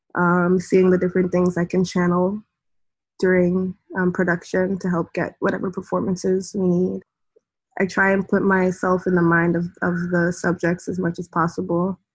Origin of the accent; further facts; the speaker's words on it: New York City, New York, United States; also born or lived in Greenwich, Connecticut; the area where I grew up in the Bronx